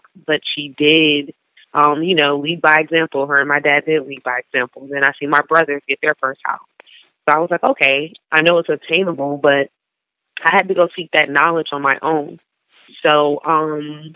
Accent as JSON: {"language": "English", "region": "New York", "country": "United States", "moved": "yes", "said": "I came from New York, so a majority of people where I'm from, we rent our whole lives"}